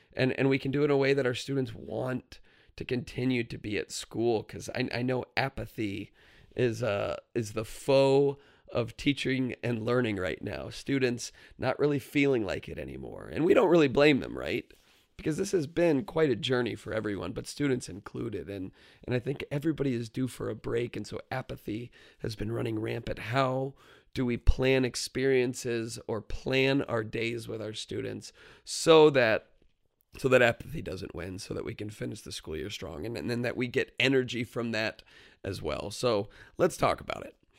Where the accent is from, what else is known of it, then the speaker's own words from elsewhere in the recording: Florida, United States; moved away; I grew up in Florida where it's probably about ninety degrees this time of year